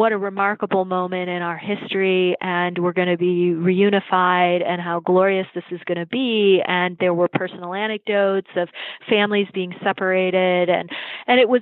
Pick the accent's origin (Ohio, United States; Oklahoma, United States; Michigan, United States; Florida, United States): Michigan, United States; Farmington; I am from a small town in Michigan in the Detroit suburbs. Okay. Called Farmington